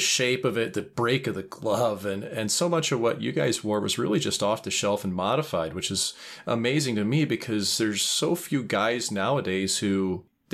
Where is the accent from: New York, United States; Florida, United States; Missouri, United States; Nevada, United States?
Missouri, United States; St. Louis; I'm being from St. Louis